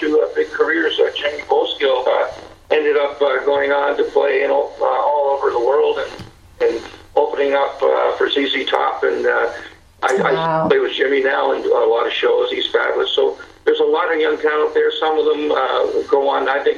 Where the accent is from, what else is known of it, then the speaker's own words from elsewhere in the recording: Mississauga, Ontario, Canada; my hometown, Fort Credit